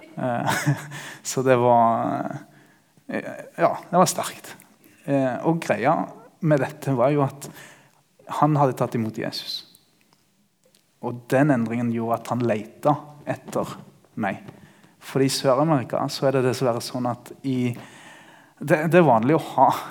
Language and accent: Norwegian; Ecuador; also born or lived in Greipstad, Norway / Bergen, Norway / Kristiansand, Norway; now in Peru; jeg er født og oppvokst i Ecuador